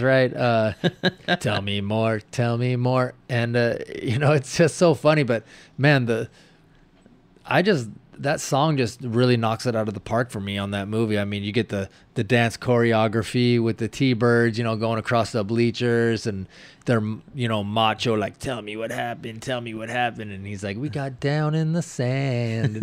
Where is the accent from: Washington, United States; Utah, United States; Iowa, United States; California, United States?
Washington, United States; I'm from Washington, the Great Northwest.